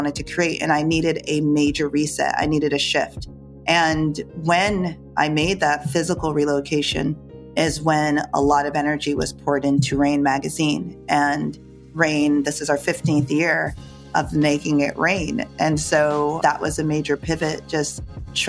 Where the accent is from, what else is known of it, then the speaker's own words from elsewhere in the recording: Jamaica; moved away; also born or lived in New York; I was born in Jamaica. I was born by the water